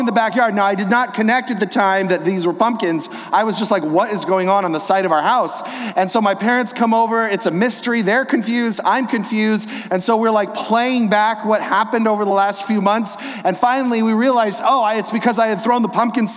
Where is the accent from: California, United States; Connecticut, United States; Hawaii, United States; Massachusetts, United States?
California, United States; Inland Empire, the LA area; I grew up here in the Inland Empire, the LA area